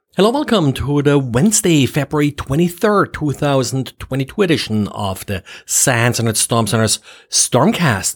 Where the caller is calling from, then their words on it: Jacksonville, Florida, United States; I am calling from Jacksonville, Florida.